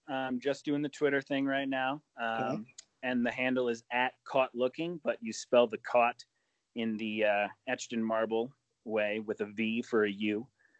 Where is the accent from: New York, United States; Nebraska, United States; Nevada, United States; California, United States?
New York, United States; Rochester; I'm originally from Rochester, New York